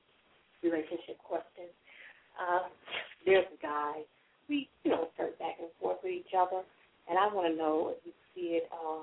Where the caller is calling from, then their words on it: Georgia, United States; I'm calling from Georgia.